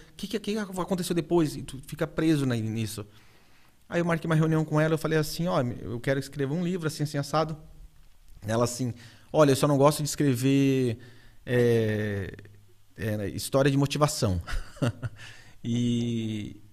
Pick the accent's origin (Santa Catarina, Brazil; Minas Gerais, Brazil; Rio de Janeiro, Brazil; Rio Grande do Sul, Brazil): Santa Catarina, Brazil; Urussanga; eu carrego o nome, cara, de Uruçanga para tudo, para todos os ventos